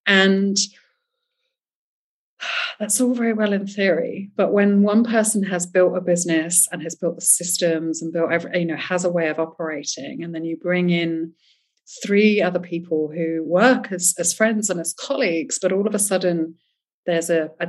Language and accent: English; England, United Kingdom; accent: English; also born or lived in France; now in Spain; I grew up in England, but I was born in France. I am here on a German passport. My family's Swiss. I lived in seven countries before I was seven.